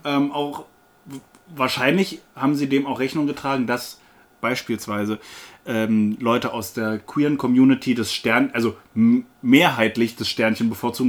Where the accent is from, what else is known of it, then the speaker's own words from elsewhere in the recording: Berlin, Germany; ich als Berliner